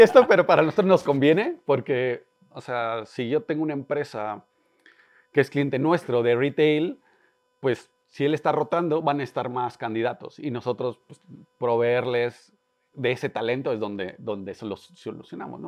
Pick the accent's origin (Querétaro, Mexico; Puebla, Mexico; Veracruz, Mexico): Querétaro, Mexico; soy un emprendedor, nací en Querétaro